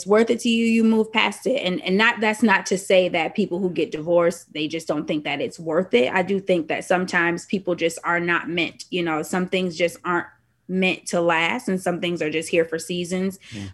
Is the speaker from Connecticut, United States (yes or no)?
yes; Hartford, Connecticut, United States; moved away as an adult; now in Atlanta, United States; I'm from Hartford, Connecticut. Moved down here to attend the illustrious Clark Atlanta University and still here.